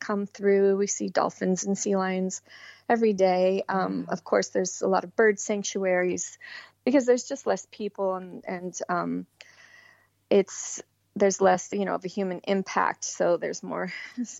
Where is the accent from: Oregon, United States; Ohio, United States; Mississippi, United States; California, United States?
California, United States; Southern; also born or lived in Phoenix, Arizona; now in Half Moon Bay, United States; I was born in Phoenix, but we moved to Southern California when I was quite young